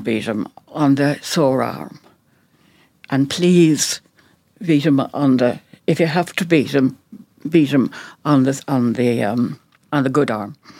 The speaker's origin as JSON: {"language": "English", "town": "Dublin", "region": "Leinster", "country": "Ireland", "tie": "born or raised there", "also_born_or_lived": "Navan", "moved": "yes", "said": "I was brought up in North Dublin and we were the biggest family around"}